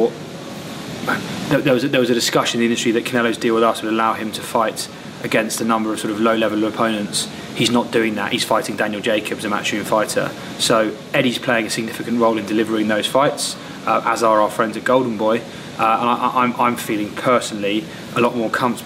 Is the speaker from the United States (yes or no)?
no; United Kingdom; Speaking as a British fight fan myself